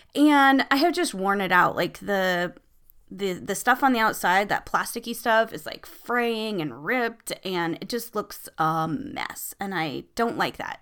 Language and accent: English; United States